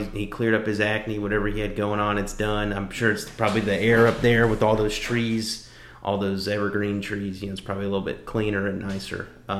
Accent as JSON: {"language": "English", "region": "Louisiana", "country": "United States", "said": "You know that oh, don't worry, I'm just Cajun. You know that don't work. anywhere outside of, you know, Louisiana."}